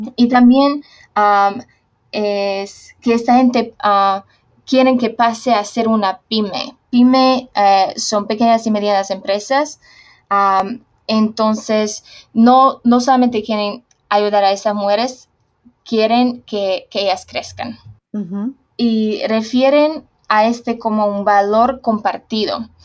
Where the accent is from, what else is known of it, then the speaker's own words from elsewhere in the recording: Slovakia; Spanish is a second language; moved away as an adult; also born or lived in Honduras / Uruguay; yo me nací en Eslovaquia